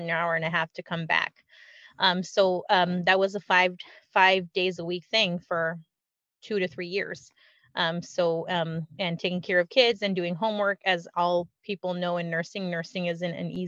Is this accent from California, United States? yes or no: yes; California, United States; we grew up in California